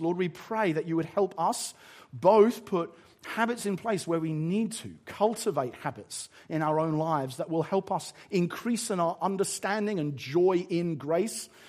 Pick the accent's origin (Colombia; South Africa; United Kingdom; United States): United Kingdom; England; I'm quite English about it